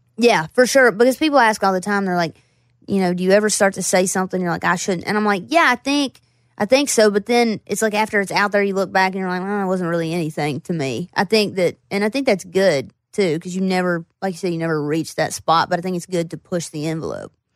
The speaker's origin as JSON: {"language": "English", "town": "Floyd", "region": "Virginia", "country": "United States", "tie": "born or raised there", "also_born_or_lived": "Roanoke, Virginia / Bristol, Virginia", "said": "I grew up in Floyd, and then I, I moved to Roanoke"}